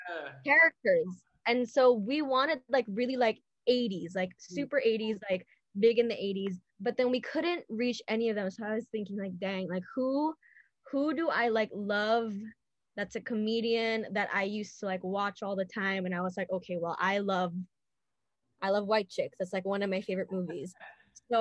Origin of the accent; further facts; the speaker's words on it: Manila, Metro Manila, Philippines; moved away; I was born and raised in Manila.